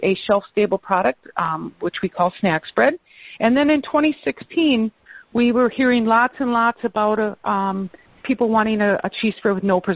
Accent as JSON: {"language": "English", "region": "Wisconsin", "country": "United States", "tie": "born or raised there", "said": "I grew up in Wisconsin. I was born and raised here."}